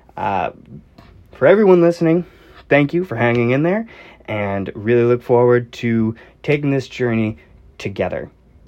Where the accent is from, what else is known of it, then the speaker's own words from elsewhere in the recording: Northeastern United States, United States; I'm from the Northeastern United States.